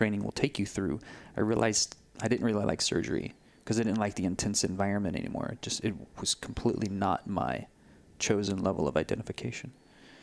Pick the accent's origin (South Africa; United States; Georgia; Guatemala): United States; Texas; moved away as an adult; also born or lived in Denver, Colorado / Sedona; when I moved from Texas to Colorado, from Austin, San Antonio to Denver to start my medical residency